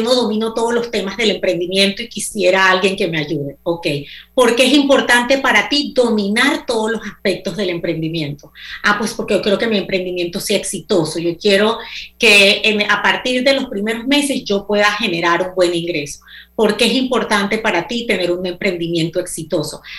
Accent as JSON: {"language": "Spanish", "country": "Panama", "also_born_or_lived": "United States", "moved": "as an adult", "said": "yo soy panameña"}